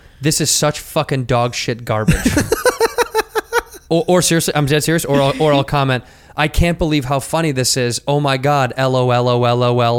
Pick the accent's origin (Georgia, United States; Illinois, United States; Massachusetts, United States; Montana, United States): Illinois, United States; Chicago; moved away; it's my hometown